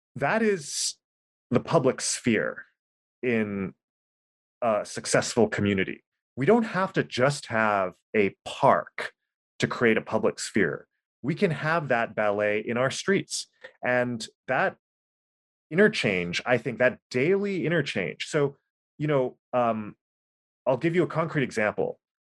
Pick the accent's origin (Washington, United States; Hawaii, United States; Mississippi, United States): Hawaii, United States; Oahu; I'm from Oahu. I was born and raised here